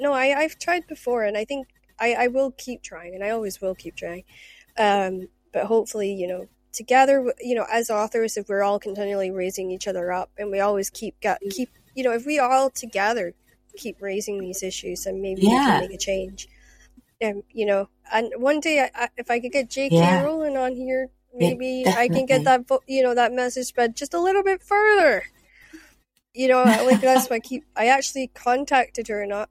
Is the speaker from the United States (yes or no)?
no; Shetland, Scotland, United Kingdom; moved away; also born or lived in Aberdeen; I spent half my life in Aberdeen, and with Shetland Times, because I come from Shetland